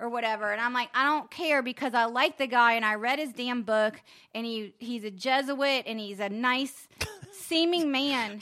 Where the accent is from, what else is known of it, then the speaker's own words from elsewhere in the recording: Charleston, South Carolina, United States; moved away; I grew up in Charleston.